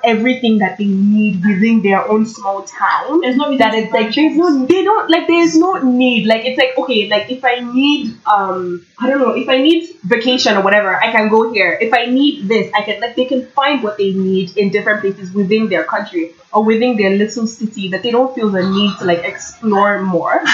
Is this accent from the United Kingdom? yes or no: no; Nigeria; also born or lived in Toronto, Canada; now in Kingston, Canada; growing up in Nigeria, being surrounded with all these black people, I came to Canada